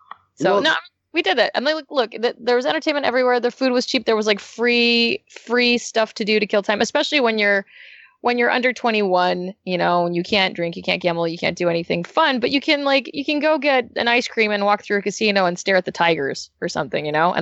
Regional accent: Las Vegas, Nevada, United States; also born or lived in San Diego / Orange County; now in Los Angeles, United States; I'm actually from Las Vegas, so L.A. is colder for me.

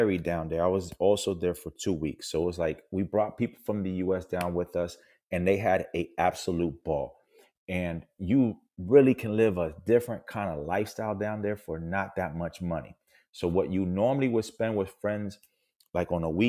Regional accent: Puerto Rico; I'm from Puerto Rico, which makes me a U.S. citizen

